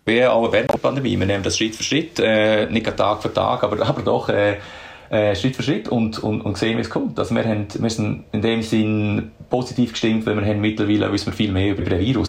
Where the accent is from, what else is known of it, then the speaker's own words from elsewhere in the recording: Switzerland; moved away as an adult; now in Australia; in der Schweiz, in meiner Heimat